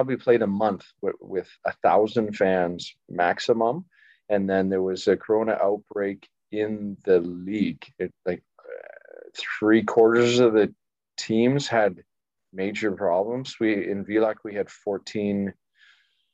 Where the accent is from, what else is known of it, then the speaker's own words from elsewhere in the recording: Windsor, Ontario, Canada; moved away as an adult; also born or lived in Denmark / Slovakia; lived at home most of that time